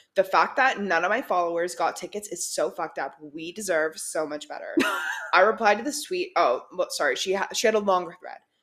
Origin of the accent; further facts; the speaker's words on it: Canada; we're Canadian